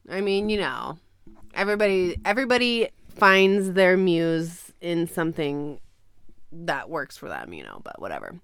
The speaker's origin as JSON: {"language": "English", "town": "Ojai", "region": "California", "country": "United States", "tie": "born or raised there"}